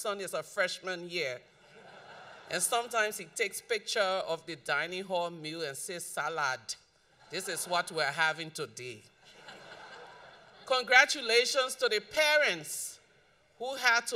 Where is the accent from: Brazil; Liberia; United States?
Liberia; So growing up in Liberia, we live in a community that was like a village, even though it was in the city.